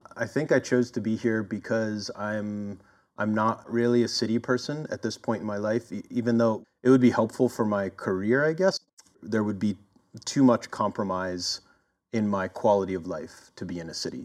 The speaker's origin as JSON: {"language": "English", "town": "Philadelphia", "region": "Pennsylvania", "country": "United States", "also_born_or_lived": "Oakland, California", "moved": "yes", "lives_now": "California, United States", "said": "originally I'm from Philadelphia and I kind of made my way over here uh, over the past couple decades"}